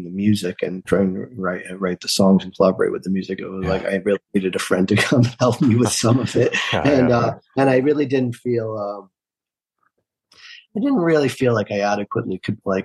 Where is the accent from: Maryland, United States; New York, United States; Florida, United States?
New York, United States; I'm from New York.